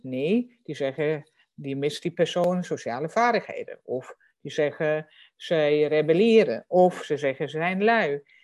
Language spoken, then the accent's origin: Dutch; Germany; Dutch is a second language; moved away; voor mij als Duitser